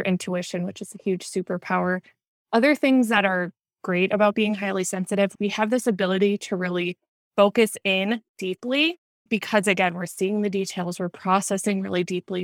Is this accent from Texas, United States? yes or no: no; Minnesota, United States; now in Southern California, United States; I grew up in Minnesota